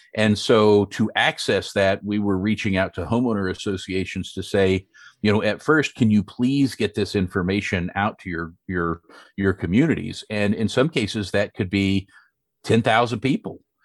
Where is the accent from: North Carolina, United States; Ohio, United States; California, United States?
North Carolina, United States; Western; I grew up in a, a very rural, uh, community, a farming community, uh, in Western North Carolina